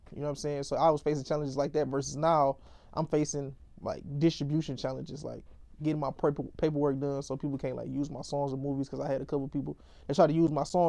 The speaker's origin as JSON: {"language": "English", "town": "Detroit", "region": "Michigan", "country": "United States", "said": "I'm from Detroit."}